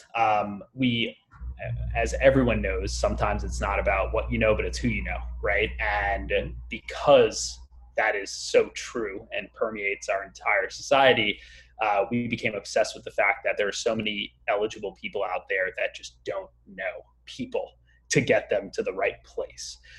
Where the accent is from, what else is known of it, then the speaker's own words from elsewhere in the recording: Long Island, New York, United States; I grew up in the suburbs of New York, um, so out in Long Island